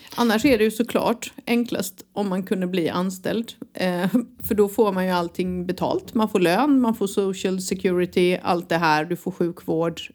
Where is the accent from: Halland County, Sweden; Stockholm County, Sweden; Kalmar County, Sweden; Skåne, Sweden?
Halland County, Sweden; Halmstad; moved away; när jag föddes på Halmstad BB